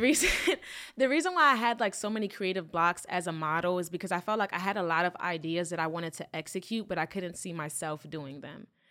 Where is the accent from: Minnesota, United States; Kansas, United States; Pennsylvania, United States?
Pennsylvania, United States; Philadelphia; I was born in Philly